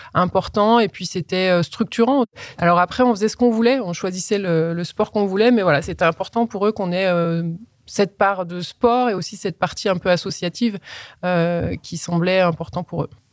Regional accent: Colombe, Auvergne-Rhône-Alpes, France; also born or lived in Voiron; je suis né à Voiron et j'ai grandi dans un petit village qui s'appelle Colombe.

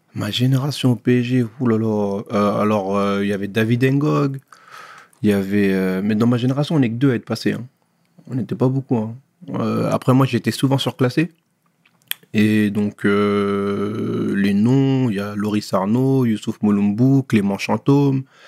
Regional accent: Pierrefitte-sur-Seine, Île-de-France, France; also born or lived in Sarcelles; je suis né à Sarcelles, mais euh, j'ai grandi à Pierrefitte

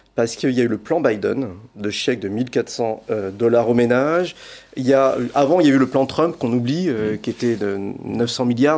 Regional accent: France; en tant que Français

